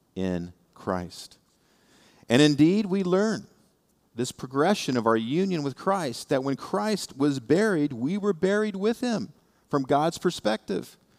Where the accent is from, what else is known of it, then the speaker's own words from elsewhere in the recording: Indiana, United States; now in South Florida, United States; I come from Indiana